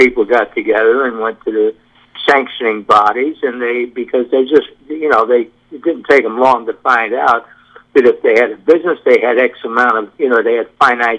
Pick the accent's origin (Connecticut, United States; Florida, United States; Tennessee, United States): Connecticut, United States; I grew up in Connecticut